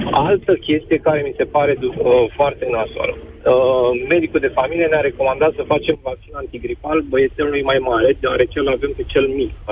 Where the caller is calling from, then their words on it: Bucharest, Romania; sunt din București și am avut următoarea situație.